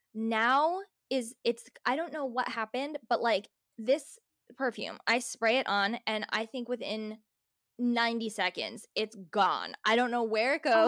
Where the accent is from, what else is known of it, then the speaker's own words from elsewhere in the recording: New Jersey, United States; growing up in New Jersey